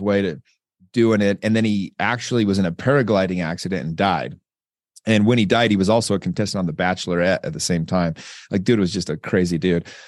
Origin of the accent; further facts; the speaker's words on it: Utah, United States; I'm from Utah. We don't even have, we barely have minorities.